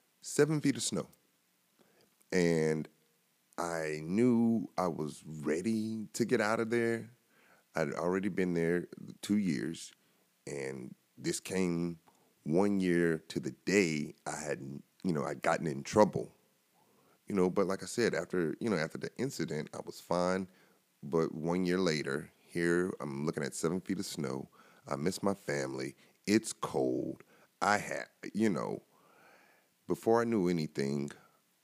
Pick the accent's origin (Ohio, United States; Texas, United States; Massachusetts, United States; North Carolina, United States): North Carolina, United States; moved away as an adult; also born or lived in Buffalo, New York; I'd seen snow growing up in North Carolina